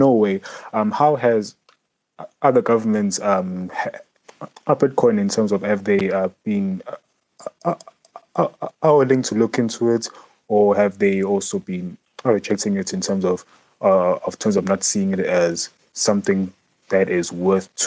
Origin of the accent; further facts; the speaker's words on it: South Africa; I am from South Africa